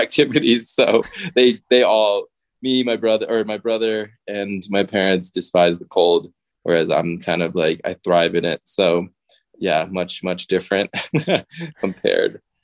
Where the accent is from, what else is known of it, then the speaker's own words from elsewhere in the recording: Connecticut, United States; moved away as an adult; also born or lived in Gujarat, India; now in Bozeman, United States; I grew up in Connecticut